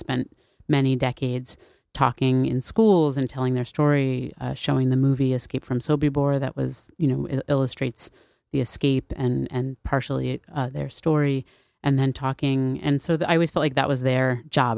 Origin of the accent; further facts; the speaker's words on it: New Haven, Connecticut, United States; I grew up in New Haven in this very, like, racially mixed, culturally mixed community